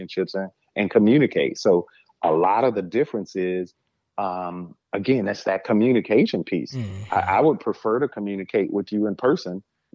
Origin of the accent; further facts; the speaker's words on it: Saginaw, Michigan, United States; People knew me from the community growing up in Saginaw